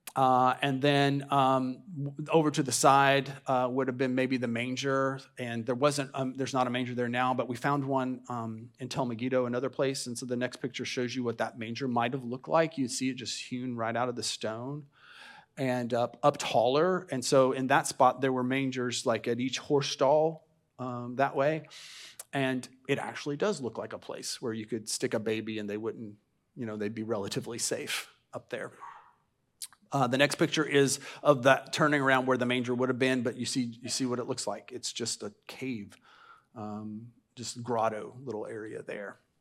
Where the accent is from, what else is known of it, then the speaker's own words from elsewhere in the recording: United States; our country